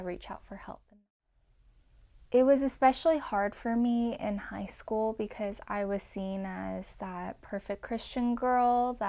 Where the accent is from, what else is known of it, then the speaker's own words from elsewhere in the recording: Irvine, California, United States; I grew up in Irvine, California in suburbia